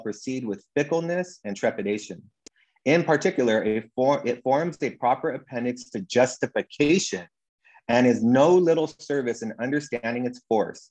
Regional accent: Southern California, United States; I'm from SoCal, Southern California

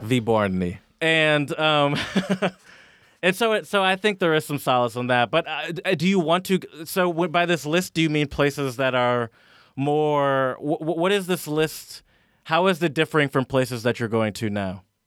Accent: Michigan, United States; growing up in Michigan

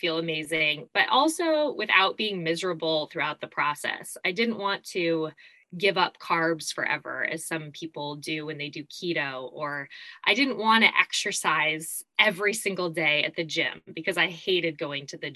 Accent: Arizona, United States; moved away as an adult; also born or lived in New York City; now in California, United States; I was originally born and raised in Arizona.

